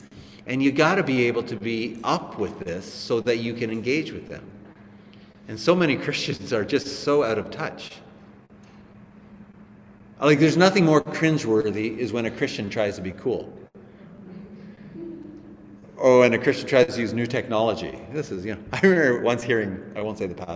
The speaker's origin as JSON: {"language": "English", "country": "Canada", "said": "we're Canadian. We understand the language of our culture"}